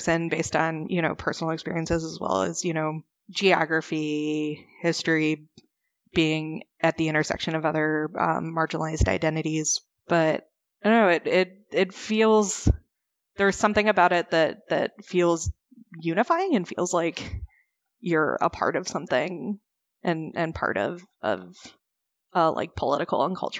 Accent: Chicago, Illinois, United States; also born or lived in Missouri; I grew up in the Chicago area

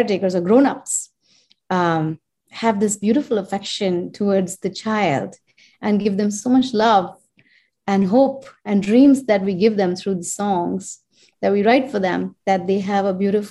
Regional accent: India; born or raised there; moved away; also born or lived in United States

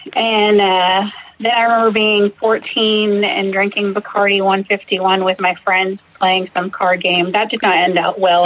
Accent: Massachusetts, United States; now in Fort Worth, United States; I grew up in Massachusetts

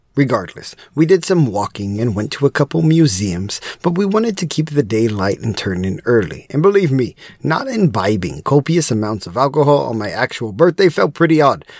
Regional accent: Texas, United States; As a proud Texan

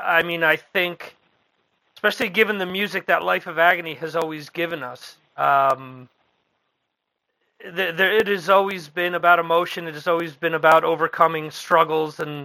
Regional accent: Dover, New Jersey, United States; I mentioned that I was from originally from Morris County. The town where I grew up in is where Joe Kubert actually started his school back in the 80s mm-hmm. in a town called Dover

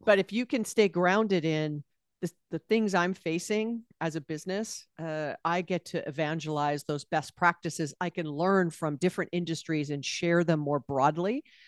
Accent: Honolulu, Hawaii, United States; moved away as an adult; also born or lived in California; I was born and raised there

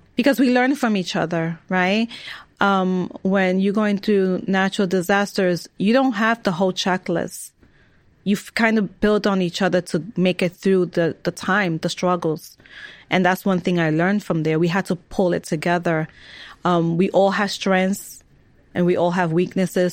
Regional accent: New York City, New York, United States; I was born and raised in New York

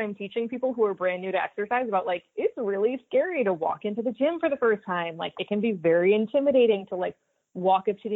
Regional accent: Stuart, Florida, United States; I grew up in Stuart, Florida. We're a small town just north of Palm Beach on the water.

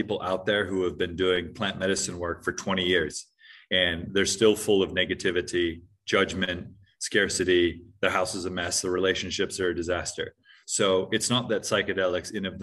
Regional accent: Hawaii, United States; moved away as an adult; also born or lived in New Zealand / Hong Kong; I grew up in Hawaii with quite spiritual parents

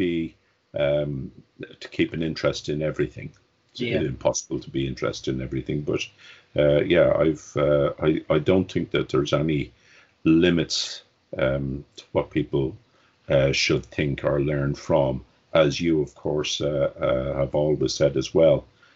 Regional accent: Dublin, Leinster, Ireland; I was born in Dublin in Ireland, 60 years ago, and it was a very different place then. I grew up in Dublin.

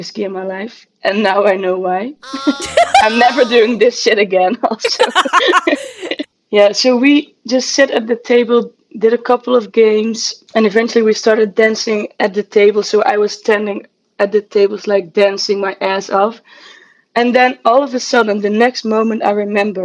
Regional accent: Netherlands; also born or lived in Amsterdam; I'm from the Netherlands and I live in Amsterdam

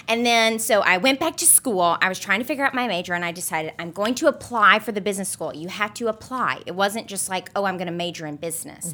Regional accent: Alabama, United States; moved away as an adult; also born or lived in Memphis, Tennessee; now in New York City, United States; I grew up in Alabama. I was born in Memphis

